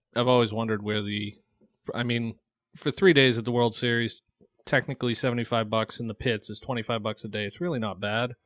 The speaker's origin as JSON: {"language": "English", "town": "Webster", "region": "Massachusetts", "country": "United States", "tie": "born or raised there", "also_born_or_lived": "Florida / Dudley, Massachusetts / Southbridge, Massachusetts / Oxford, Massachusetts", "said": "I grew up in Webster, Massachusetts"}